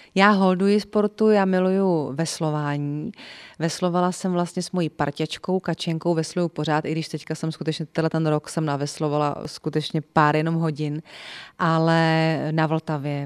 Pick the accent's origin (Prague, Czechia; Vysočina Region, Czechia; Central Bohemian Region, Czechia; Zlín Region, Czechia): Central Bohemian Region, Czechia; Votice; also born or lived in Příbram; já jsem z Votic, což je Česká Sibiř